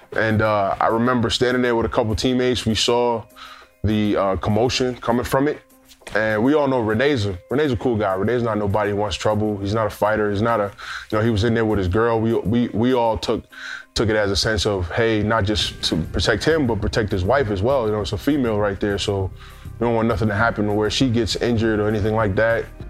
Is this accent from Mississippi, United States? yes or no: no; New York City, New York, United States; I'm originally from Queens, New York, uh, born and raised